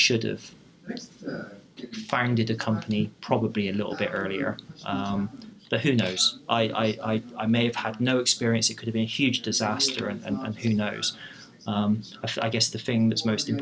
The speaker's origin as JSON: {"language": "English", "town": "Bristol", "region": "South West England", "country": "United Kingdom", "tie": "born or raised there", "said": "I wanted to stay in my hometown, which was Bristol"}